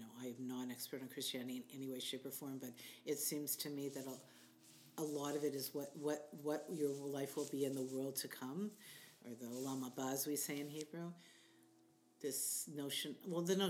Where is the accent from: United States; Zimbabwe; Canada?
Canada; as a Canadian